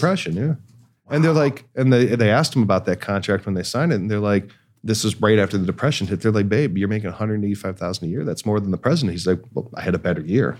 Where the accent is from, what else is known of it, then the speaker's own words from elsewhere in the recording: Cleveland, Ohio, United States; now in Los Angeles, United States; I'm from Cleveland